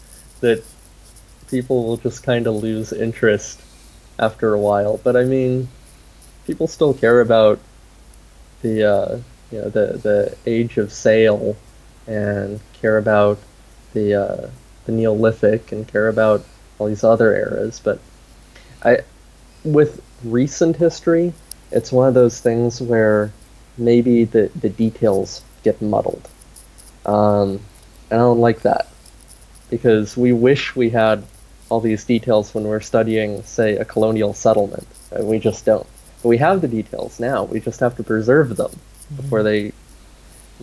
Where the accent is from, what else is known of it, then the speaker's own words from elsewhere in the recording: United States; as an American